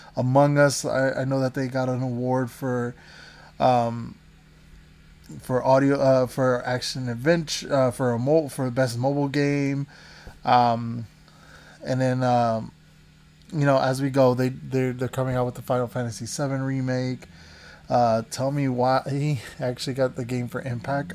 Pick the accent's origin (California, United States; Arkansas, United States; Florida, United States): Florida, United States; the Everglades; moved away as an adult; now in Los Angeles, United States; I grew up in the Everglades, so not any place fancy like L